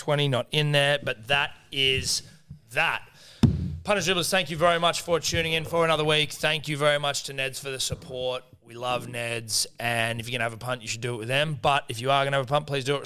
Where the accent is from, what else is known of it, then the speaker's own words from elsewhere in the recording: Australia; I'm Australian